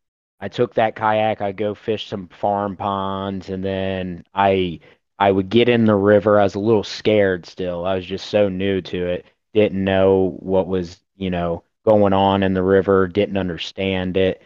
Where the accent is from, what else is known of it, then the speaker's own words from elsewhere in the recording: Southwest Ohio, United States; I'm from Ohio, Southwest Ohio. Born and raised here, still live in my hometown